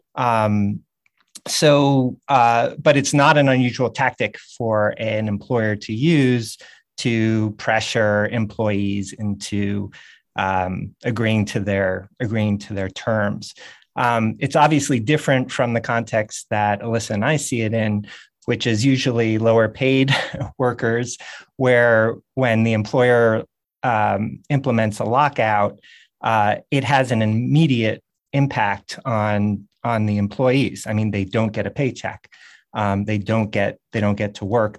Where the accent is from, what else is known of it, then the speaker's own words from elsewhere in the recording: New York City, New York, United States; also born or lived in Montreal; I was born in Montreal, but, uh, really grew up in New York City